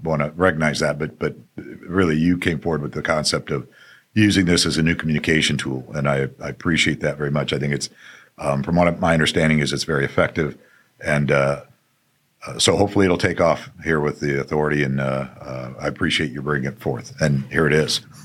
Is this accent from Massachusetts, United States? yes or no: no; Phoenix, Arizona, United States; also born or lived in Tucson; I'm a native of, uh, Arizona, native Phoenix, born at, uh, Saint Joe's.